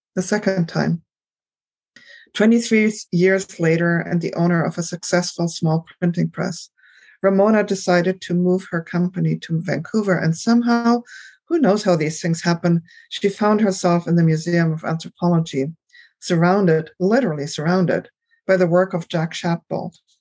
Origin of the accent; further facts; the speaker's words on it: Germany; moved away; I grew up in Germany